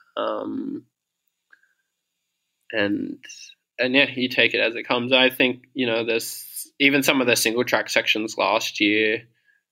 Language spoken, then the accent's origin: English; Sydney, New South Wales, Australia; moved away as an adult; also born or lived in Toronto, Canada; now in Melbourne, Australia; I grew up in Sydney, and then when I was 18 or 19, I moved to Canada, and I lived in Toronto